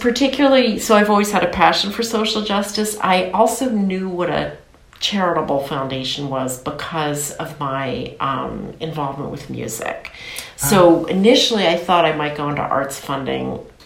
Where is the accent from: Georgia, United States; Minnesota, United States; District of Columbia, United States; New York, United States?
District of Columbia, United States; Washington; I'm from Washington, D.C.